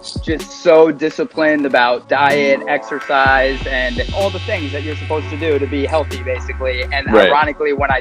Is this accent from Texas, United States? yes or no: no; Queens and Long Island, New York, United States; I grew up outside of New York City in Queens and Long Island